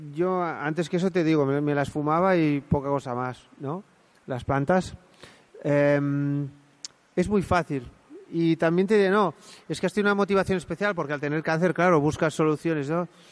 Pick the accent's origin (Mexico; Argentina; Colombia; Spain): Spain; en Montanui, de donde yo soy